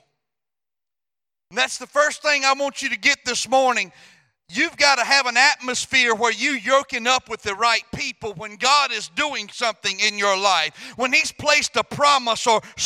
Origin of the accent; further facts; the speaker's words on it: Louisiana, United States; moved away; I'm from Louisiana